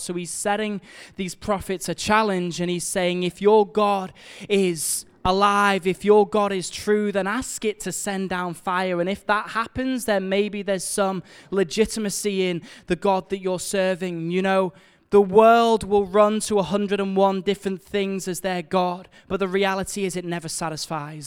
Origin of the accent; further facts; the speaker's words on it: Liverpool, North West England, United Kingdom; we're from Liverpool